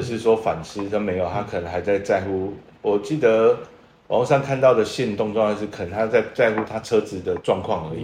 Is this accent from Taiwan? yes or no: yes; Tainan, Taiwan; 我土生土长的台南小孩